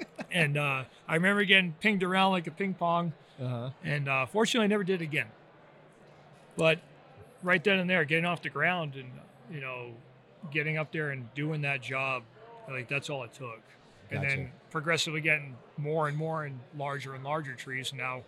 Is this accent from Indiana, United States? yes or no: no; Rhode Island, United States; You know, growing up in Rhode Island, a really small state, you know, not much to do.